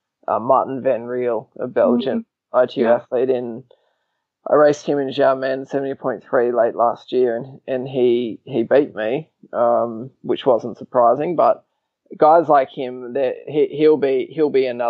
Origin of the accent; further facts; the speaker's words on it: Australia; I'm technically a bit of a Kiwi too, even though I was born in Australia